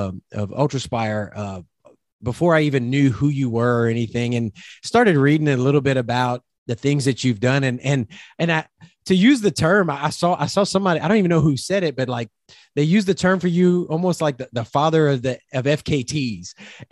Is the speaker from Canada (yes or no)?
no; South Louisiana, United States; I'm originally from South Louisiana, where you can pretty much drink the air